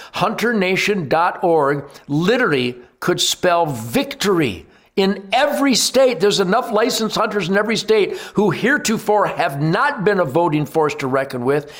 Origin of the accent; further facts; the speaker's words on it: United States; as an American